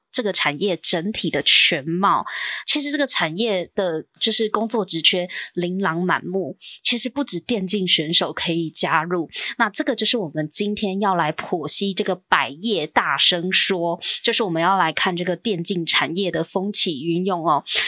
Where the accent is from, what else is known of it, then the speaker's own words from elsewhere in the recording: Taiwan; 我们台湾